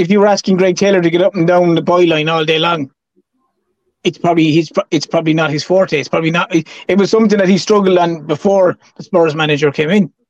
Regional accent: Ireland; as an Irishman

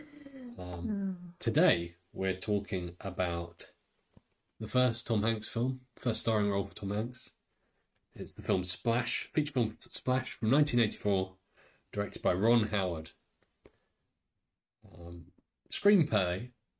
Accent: United Kingdom; accent: British; We are two British people, as you can tell, by our outrageous accents

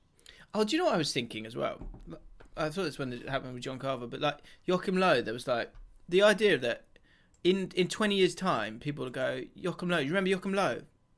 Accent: Scotland, United Kingdom; We've been together for a year and she's from California. I'm from Scotland.

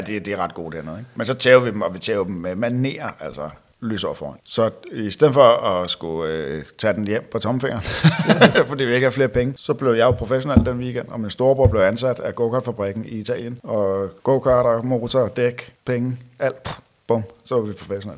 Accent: Roskilde, Zealand, Denmark; jeg er født og opvokset her i Roskilde

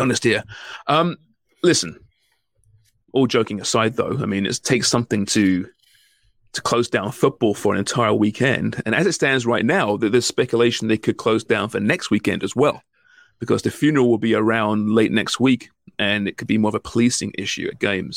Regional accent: England, United Kingdom; now in Canada; I'm English

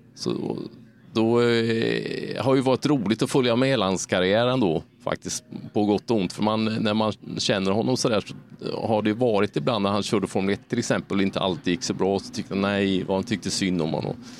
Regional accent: Sweden; när man kommer från en liten svensk stad

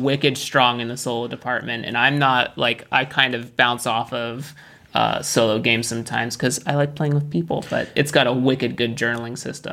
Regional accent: United States; I'm American

